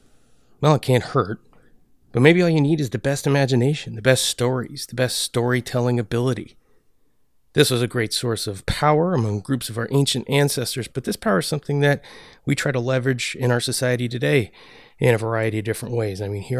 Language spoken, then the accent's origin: English; Oregon, United States; Intel is a household name in my home state of Oregon